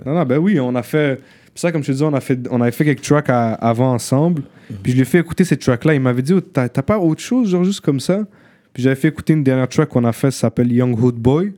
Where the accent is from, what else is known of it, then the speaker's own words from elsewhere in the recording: Montreal, Quebec, Canada; also born or lived in Morocco; j'habite à Montréal-Nord, j'ai habité presque toute ma vie à Montréal-Nord